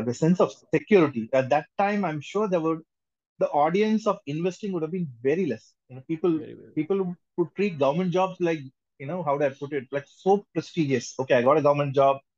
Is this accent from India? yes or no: yes; India; we are all from India